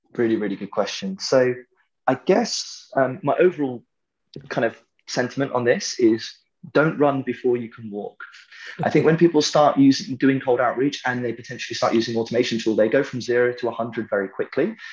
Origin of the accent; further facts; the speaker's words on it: United Kingdom; I'm British